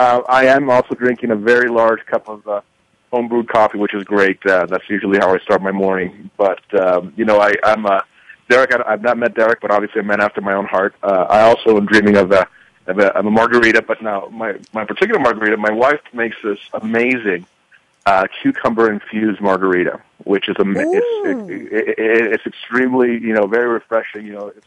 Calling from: Evergreen, Colorado, United States; I'm calling from beautiful Evergreen, Colorado. It's outside of Denver, so up in the mountains.

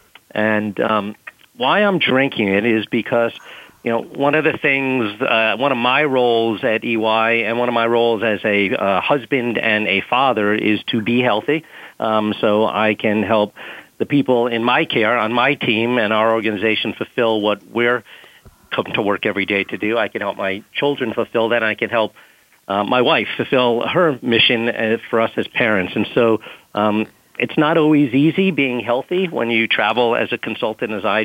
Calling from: New York City, New York, United States; I am calling from New York City, Times Square, the center of Manhattan to be exact

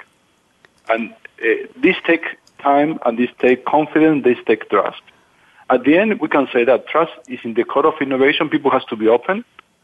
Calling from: Kortrijk, Flanders, Belgium; I'm actually calling from Kortrijk in Belgium.

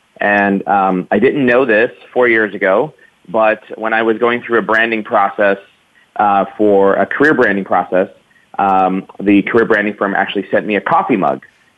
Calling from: San Francisco Bay Area, California, United States; So I'm calling from the wonderful San Francisco Bay Area.

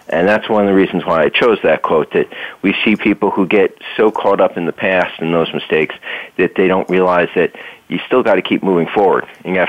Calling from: northern New Jersey, United States; Well, I'm calling in from northern New Jersey

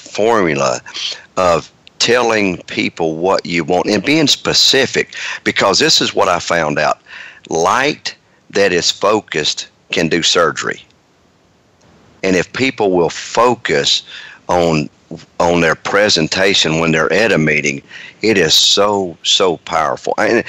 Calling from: Marietta, Georgia, United States; I am in Marietta, Georgia.

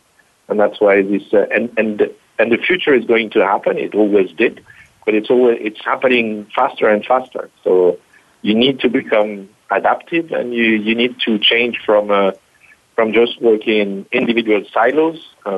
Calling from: Berlin, Germany; Yes, I am calling in from Berlin, so Germany.

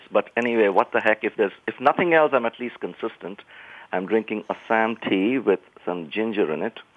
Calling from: California, United States; I'm calling from lovely uh, California.

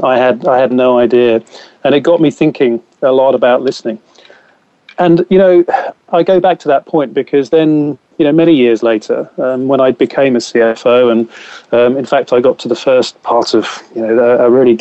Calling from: Gloucestershire, South West England, United Kingdom; Yes, I'm calling you from Gloucestershire, so just north of Cheltenham

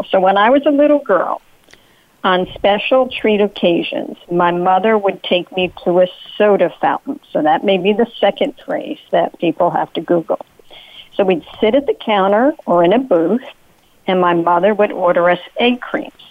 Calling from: New Jersey, United States; I'm calling from the state of New Jersey in the United States

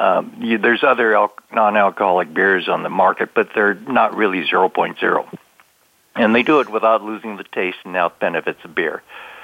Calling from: Santa Clara, California, United States; I'm calling from Herndon, Virginia. My regular place of employment is in Santa Clara, California, but I'm out here enjoying a bit of vacation.

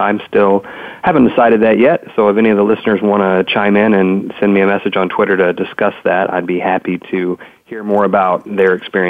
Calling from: Dallas, Texas, United States; Strangely enough, I'm also calling from Dallas, Texas. And like any good Texan

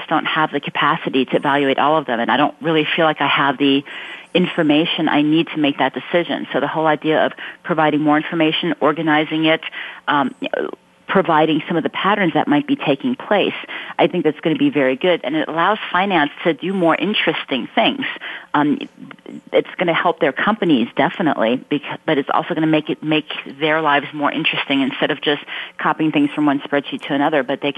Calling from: Mountain View, California, United States; I am calling from Mountain View, home of Google.

